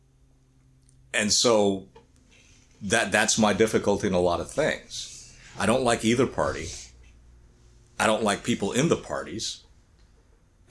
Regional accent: United States; also born or lived in Korea; growing up in the United States

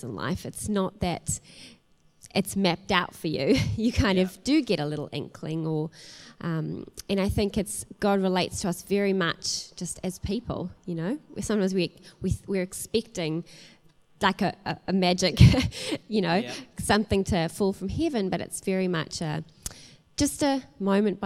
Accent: South Africa; moved away as an adult; also born or lived in New Zealand; I'm not originally from New Zealand, you know, I'm originally from South Africa. And 18 years ago, my family made the move to New Zealand. And at that point, I was a 19-year-old

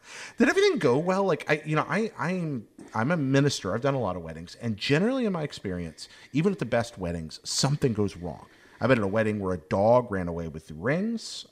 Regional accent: Hickory, North Carolina, United States; the Hickory Crawdads were, were my hometown baseball team

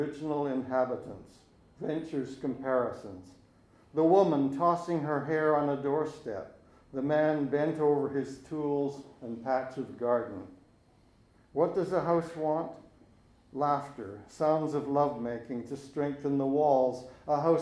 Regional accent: West Coast, British Columbia, Canada; also born or lived in Montreal; growing up on the West Coast

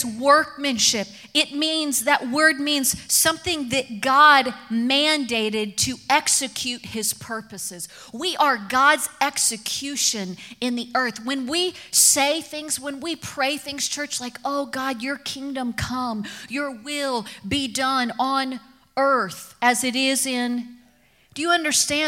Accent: Kentucky, United States; I grew up in Kentucky

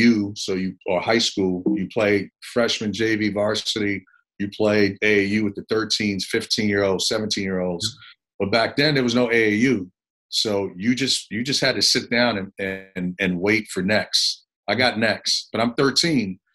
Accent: New York City, New York, United States; moved away as an adult; also born or lived in Puerto Rico / Memphis / Columbia, South Carolina; I grew up in the Bronx, New York

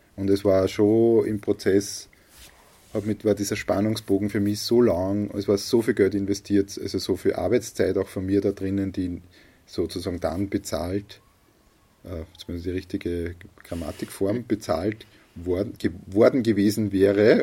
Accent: a village in Lower Austria, Austria; hier im Ort, mhm. da in einem Dorf in Niederösterreich

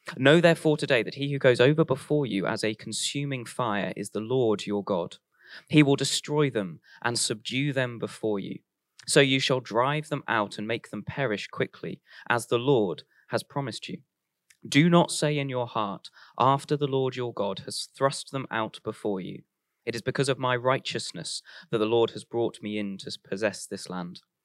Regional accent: Warwick, West Midlands, United Kingdom; I grew up in Warwick, which was right next to Royal Leamington Spa

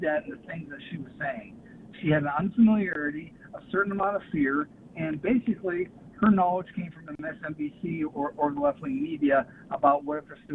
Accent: Cincinnati, Ohio, United States; I'm from Cincinnati, Ohio.

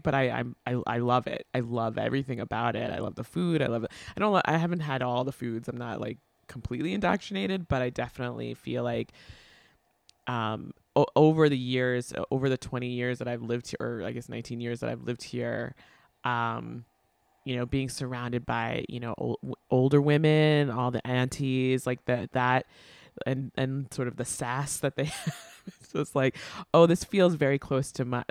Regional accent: Long Island, New York, United States; now in New York City, United States; I grew up in Long Island, but my family is not

